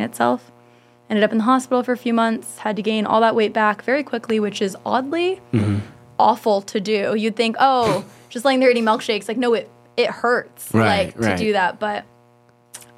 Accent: San Diego, California, United States; also born or lived in Bakersfield; I lived in La Jolla for 9 years

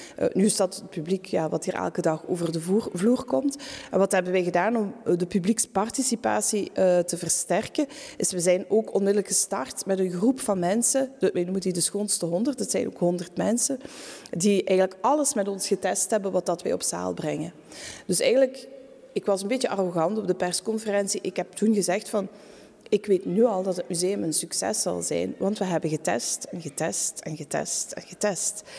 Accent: Tongeren, Flanders, Belgium; moved away as an adult; also born or lived in Antwerp; ben ik terug naar mijn geboortestad gegaan, Tongeren

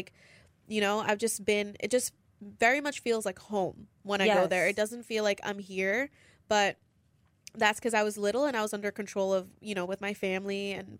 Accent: India; born there; I was born in India, so I would go back every 3 years. But that's like, that's home, you know?

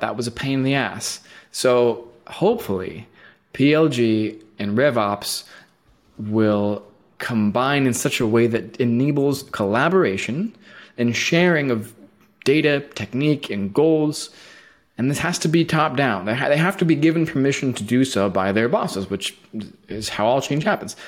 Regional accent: Bay Area, California, United States; moved away as an adult; also born or lived in San Francisco; now in Portland, United States; I was born and raised in Berlin Game, so I, I'm a native of the Bay Area

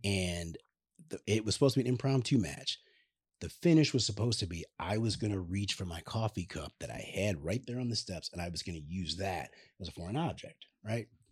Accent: Chicago, Illinois, United States; we're both from Chicago

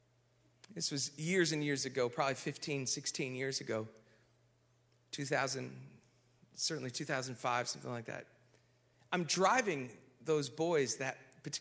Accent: Minnesota, United States; I grew up in Minnesota

